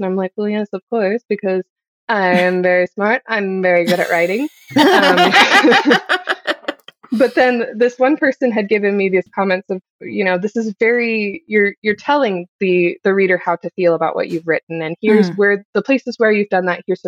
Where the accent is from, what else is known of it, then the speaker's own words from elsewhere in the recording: Ohio, United States; moved away; I grew up in Ohio